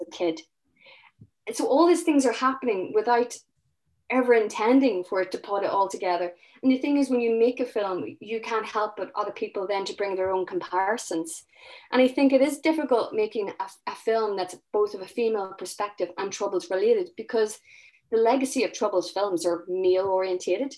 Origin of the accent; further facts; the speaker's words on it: Northern Ireland, United Kingdom; I'm from Northern Ireland, so I started researching about traumas locally. And, you know, you know, I, I grew up, I was eleven when the Good Friday Agreement happened